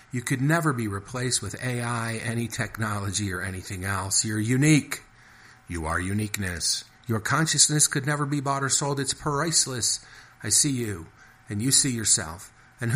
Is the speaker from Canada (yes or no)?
no; Detroit, Michigan, United States; moved away; also born or lived in Chicago, Illinois / central Wisconsin / Maine / Wisconsin by Lake Superior; I grew up around Detroit, and I lived in Chicago for 20 years